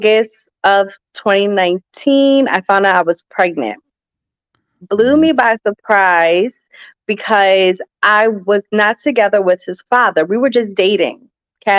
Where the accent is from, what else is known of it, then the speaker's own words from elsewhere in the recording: New Jersey, United States; I am from New Jersey, South Jersey to be exact, right outside of Philadelphia, no more than 15 minutes